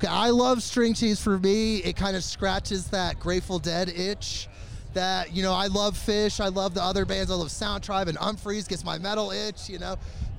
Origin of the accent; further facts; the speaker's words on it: Oregon, United States; Yeah, I love meeting new people. We're neighbors. We're from Oregon